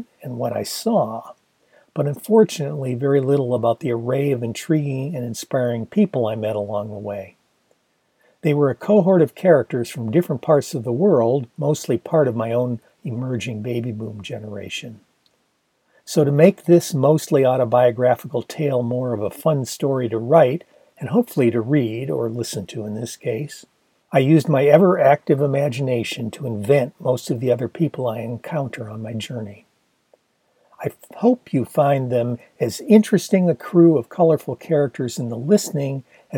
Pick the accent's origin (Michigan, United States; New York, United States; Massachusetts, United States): Michigan, United States; Ann Arbor; moved away as an adult; also born or lived in Los Angeles; graduating the previous June from Pioneer High in my hometown of Ann Arbor, Michigan